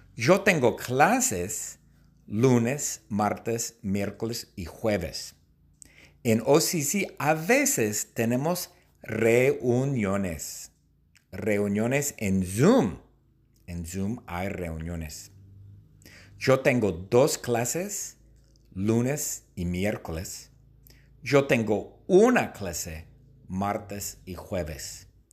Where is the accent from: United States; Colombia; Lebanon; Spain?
United States; Long Beach, California; Yo nací en Long Beach, en el hospital que se llama St. Mary's